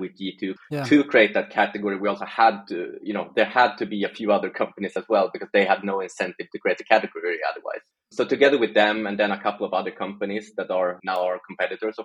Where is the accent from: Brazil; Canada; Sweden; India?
Sweden; I'm from Sweden originally, still living here.